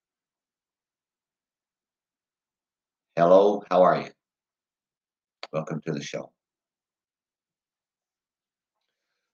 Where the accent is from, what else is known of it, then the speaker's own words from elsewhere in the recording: London, Ontario, Canada; I am from London, Ontario, Canada.